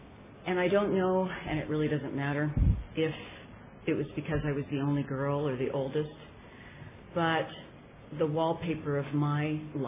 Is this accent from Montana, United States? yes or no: no; Petaluma, California, United States; And I'm from Petaluma in Sonoma County.